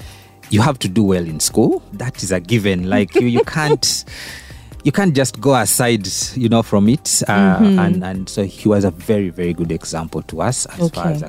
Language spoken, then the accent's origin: English; Kampala, Central Region, Uganda; So I was actually born here in Kampala, Kawempe Division.